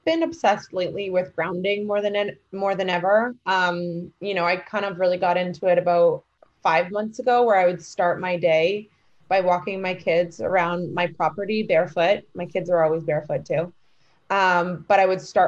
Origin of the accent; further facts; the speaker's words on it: New York, United States; a New Yorker through and through